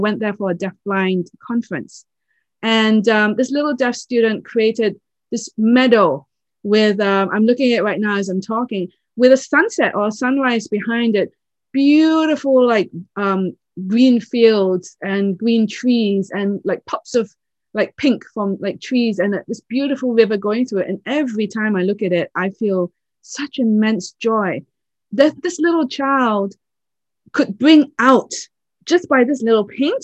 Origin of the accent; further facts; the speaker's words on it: Oxford, South East England, United Kingdom; I was born in England, in Oxford